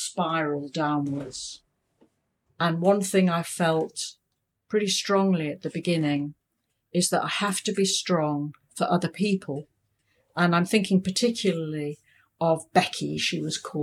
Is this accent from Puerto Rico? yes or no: no; United Kingdom; moved away as an adult; now in Hong Kong; I'm British